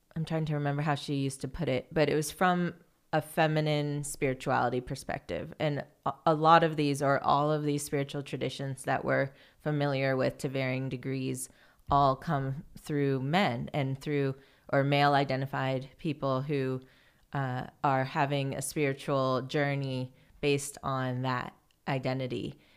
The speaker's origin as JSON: {"language": "English", "town": "Fairfield", "region": "Iowa", "country": "United States", "tie": "born or raised there", "said": "I grew up in Fairfield, Iowa, which is a small town"}